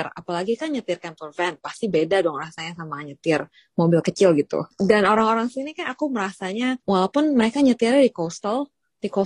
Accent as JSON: {"language": "Indonesian", "region": "Jakarta", "country": "Indonesia", "moved": "yes", "lives_now": "Wellington, New Zealand", "said": "Aku yang datang dari Jakarta, yang setiap weekend kalau ditanya mau kemana, ke mall A ke mall B ke mall C."}